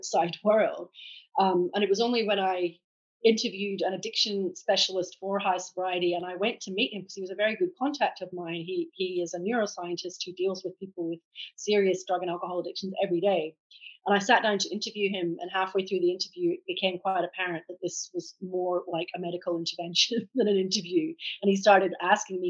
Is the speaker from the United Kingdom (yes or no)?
yes; Edinburgh, Scotland, United Kingdom; accent: Scottish; moved away as an adult; now in Australia; So I'm Scottish by birth, hence the accent. I grew up in Edinburgh